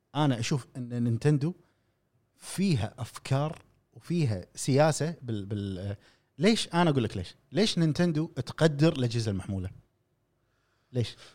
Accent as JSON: {"language": "Arabic", "country": "Kuwait", "said": "عندنا في الخليج، نتكلم، وتحديداً في الكويت"}